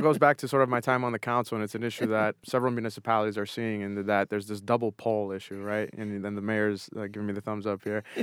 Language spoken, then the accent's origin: English; Haverhill, Massachusetts, United States; growing up in Haverhill